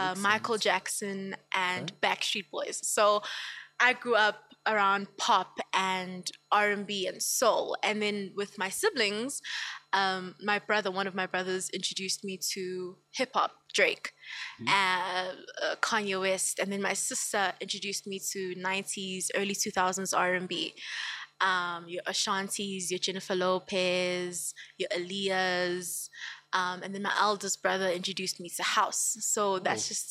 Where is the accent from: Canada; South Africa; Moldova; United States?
South Africa; Empangeni, KwaZulu-Natal; now in Gauteng, South Africa; I'm from Empangeni, KwaZulu-Natal. Okay. But I live here in Gauteng, obviously, okay, because of work